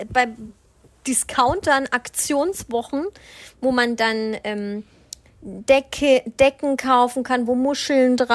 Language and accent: German; Southern Germany, Germany; Christkind. Bei uns kam immer das Christkind. Ich komme